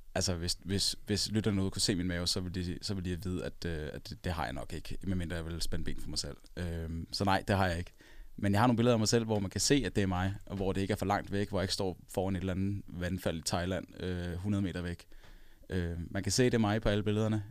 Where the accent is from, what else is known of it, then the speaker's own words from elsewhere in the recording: Copenhagen, Capital Region of Denmark, Denmark; så er jeg ikke fra Aarhus oprindeligt. Jeg er fra København